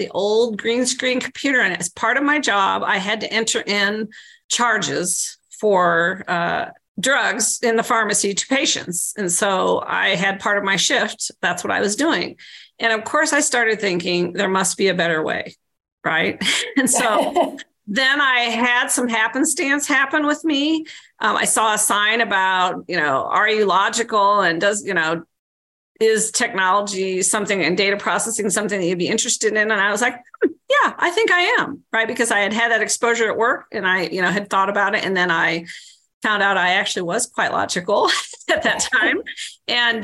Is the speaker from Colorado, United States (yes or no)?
no; Central Illinois, United States; I grew up in Central Illinois